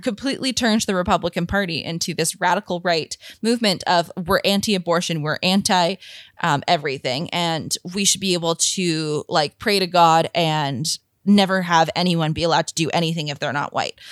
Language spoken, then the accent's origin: English; Canada